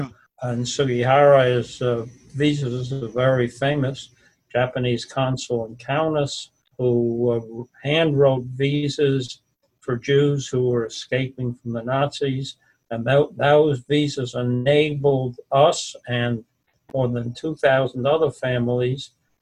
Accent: Lodz, Łódź Voivodeship, Poland; I was born in Lodz, which was the second largest in Poland.

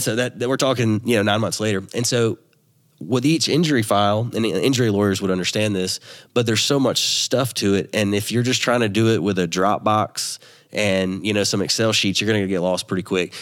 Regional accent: Louisiana, United States; also born or lived in Dallas, Texas; I'm from Louisiana

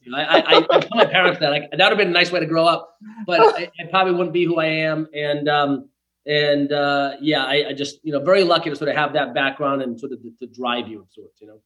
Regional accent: Bristol, Rhode Island, United States; now in Los Angeles, United States; a little village in Rhode Island called uh, Bristol. And so that's where I was born and raised

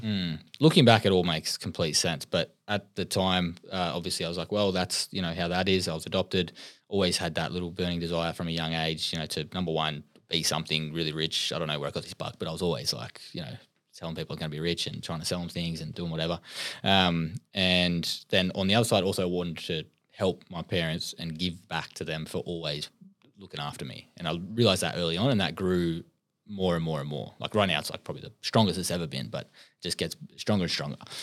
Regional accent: Sydney, New South Wales, Australia; I come from Western Sydney. Um, an Aboriginal man.

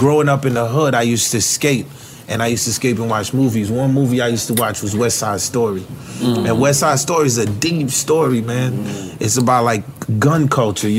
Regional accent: Haiti; As much as I'm Haitian, no one can't tell me I ain't Latin.

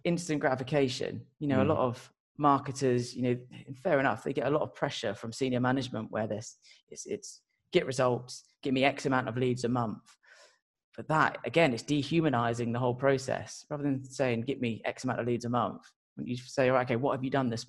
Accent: Portsmouth, South East England, United Kingdom; I'm from a place called Portsmouth

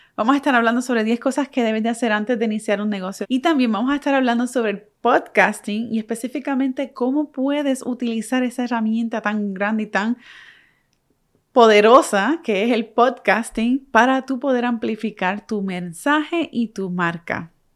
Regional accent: Puerto Rico; moved away as an adult; now in United States; Puerto Rico, que, soy que es de donde soy. Soy boricua.

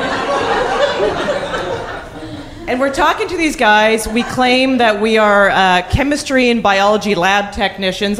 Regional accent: Calgary, Alberta, Canada; I grew up in Calgary

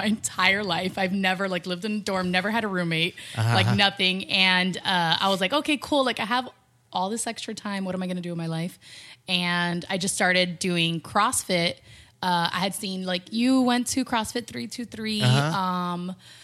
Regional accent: Miami, Florida, United States; now in Los Angeles, United States; I come from Miami, and Miami is way more superficial than LA when it comes to body image.

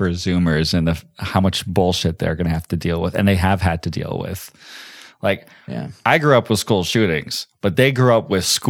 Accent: Georgia, United States; I grew up in Georgia

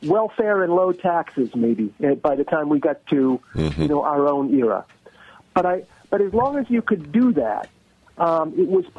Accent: Massachusetts, United States; now in Washington, D.C., United States; I grew up in Massachusetts

